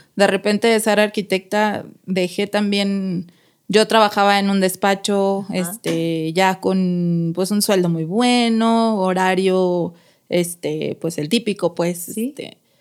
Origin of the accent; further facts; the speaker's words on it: Mexico City, Mexico; moved away as an adult; now in Guadalajara, Mexico; soy de la Ciudad de México